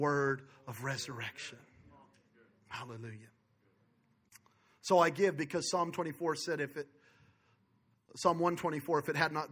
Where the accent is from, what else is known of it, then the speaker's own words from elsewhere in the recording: Belen, New Mexico, United States; I was born in Belen, New Mexico, in a trailer park